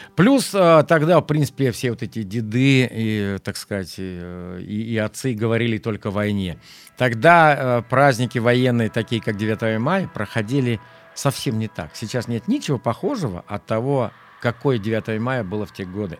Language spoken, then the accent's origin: Russian; Zhizdrinsky District, Kaluga Oblast, Russia; Я родился в Жиздринском районе Калужской области, в простой крестьянской семье, деревня Верхняя Ашкова